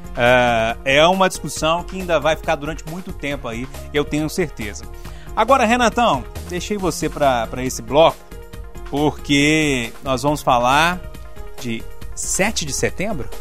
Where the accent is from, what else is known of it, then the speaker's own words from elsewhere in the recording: Passa Tempo, Minas Gerais, Brazil; quando eu era criança pequena lá em Passatempo